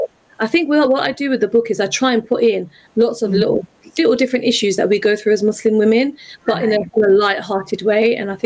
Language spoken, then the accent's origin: English; London, United Kingdom; I'm a Londoner